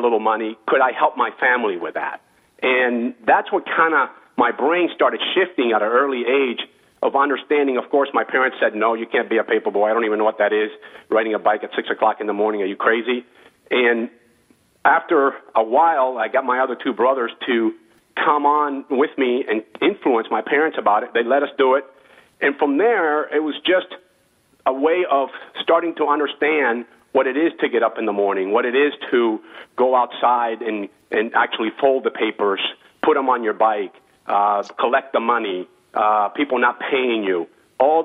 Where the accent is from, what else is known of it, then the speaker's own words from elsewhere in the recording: West Palm Beach, Florida, United States; also born or lived in Cuba; here in West Palm Beach, Florida. That's where I kind of grew up